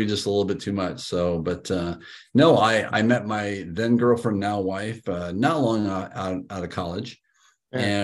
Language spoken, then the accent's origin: English; Council Bluffs, Iowa, United States; I was born in Council Bluffs, Iowa, and I don't think I've talked to you about this, but my great-great-grandfather founded what's now called in Council Bluffs Children's Square. It basically is an orphanage. And when I was born, I grew up on the orphanage property ground